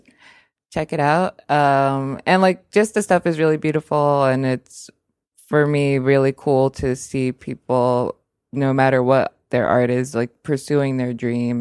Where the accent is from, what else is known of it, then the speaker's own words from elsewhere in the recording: United States; I'm American.